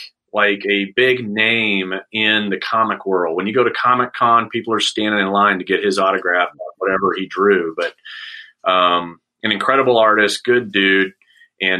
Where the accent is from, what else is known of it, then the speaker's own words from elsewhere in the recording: Saudi Arabia; And growing up in Saudi, I got comic books, but it would take 3 months to get it because they would sit at customs.